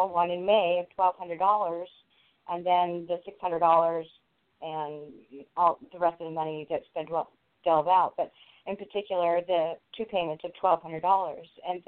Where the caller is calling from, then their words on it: Southern California, United States; I'm calling from Southern California.